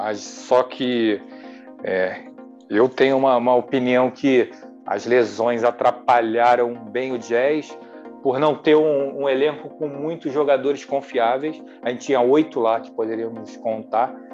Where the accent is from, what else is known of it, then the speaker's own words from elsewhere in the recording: Rio de Janeiro, Brazil; de aqui do Rio de Janeiro via muito Flamengo e Vasco